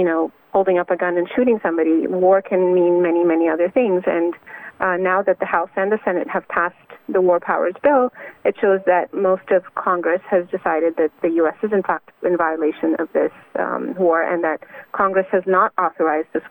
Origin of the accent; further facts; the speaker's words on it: Canada; I'm Canadian.